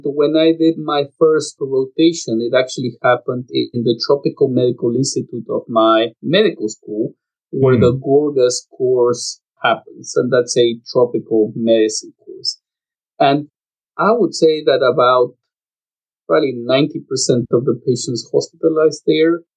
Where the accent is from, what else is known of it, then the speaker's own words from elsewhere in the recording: Lima, Peru; moved away as an adult; I was born in Lima, Peru.